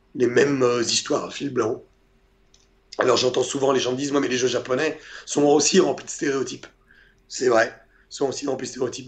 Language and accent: French; Portugal; moi je suis portugais